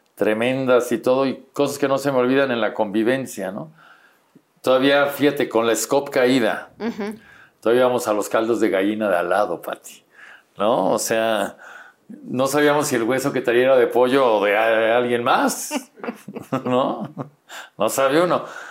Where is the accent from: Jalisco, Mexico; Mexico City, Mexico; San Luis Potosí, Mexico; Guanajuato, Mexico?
Mexico City, Mexico; Y ahí, ahí fue donde nací, pero soy chilango.